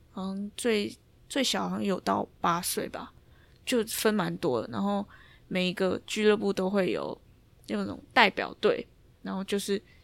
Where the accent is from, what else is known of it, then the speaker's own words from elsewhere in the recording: Taiwan; moved away as an adult; 我从台湾来的